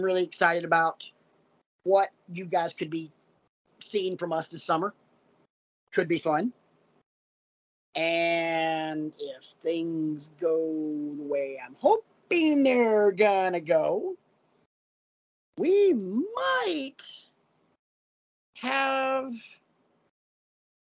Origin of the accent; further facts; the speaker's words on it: Oxford, Alabama, United States; Me growing up in Oxford, Alabama